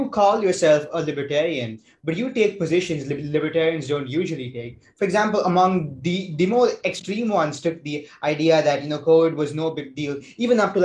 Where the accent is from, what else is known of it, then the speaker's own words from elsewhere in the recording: Bangalore, Karnataka, India; I come from Bangalore, which is a very poorly planned city.